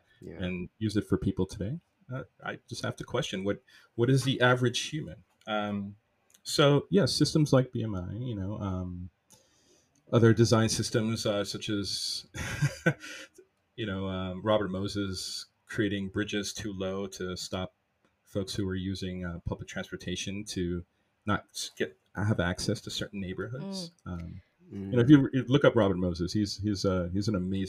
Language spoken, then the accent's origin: English; Jamaica; being Jamaican, my whole cultural identity, like my food, how I speak to my family